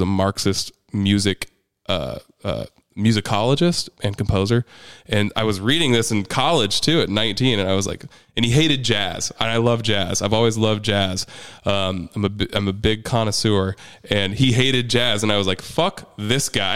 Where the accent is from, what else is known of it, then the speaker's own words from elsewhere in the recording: Midwest, United States; moved away; I'm from the Midwest. I came from a small ass town where we were always grilling meat over coals